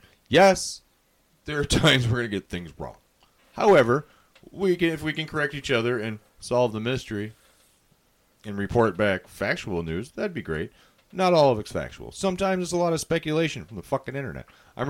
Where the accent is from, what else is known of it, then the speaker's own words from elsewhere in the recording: Ireland; I'm Irish. We don't even celebrate it. We don't.